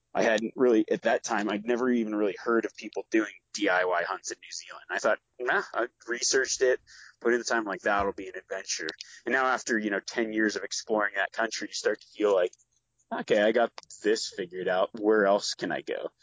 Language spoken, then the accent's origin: English; Nevada, United States; growing up in Nevada